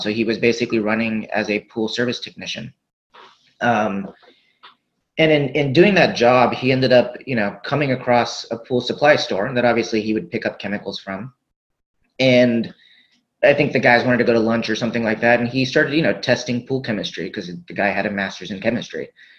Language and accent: English; Riverside, California, United States; I grew up in Southern California in a small, well, kind of big city called Riverside, California. My dad and mom were basically immigrants from India that had come here. And I was born as soon as they basically landed in the United States.